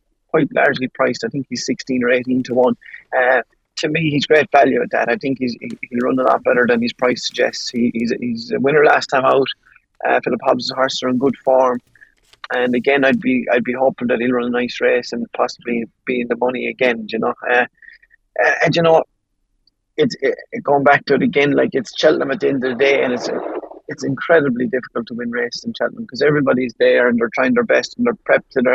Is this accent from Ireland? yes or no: yes; Ireland